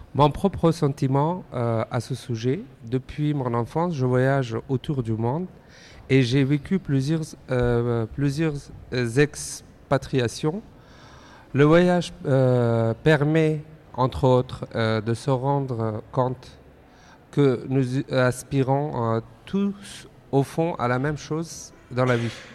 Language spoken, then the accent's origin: French; Afghanistan; now in France; je suis originaire d'Afghanistan